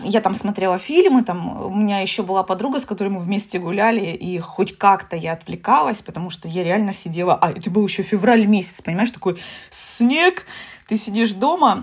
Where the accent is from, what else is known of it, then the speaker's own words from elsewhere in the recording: Taganrog, Rostov Oblast, Russia; души таганрогского человека